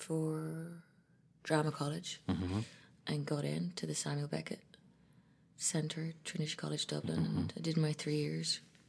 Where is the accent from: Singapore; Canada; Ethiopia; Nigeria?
Ethiopia; also born or lived in Ireland / London, United Kingdom; I was born in Ethiopia to an Ethiopian father and an Irish mother. So I was raised between Ethiopia, Ireland, and London.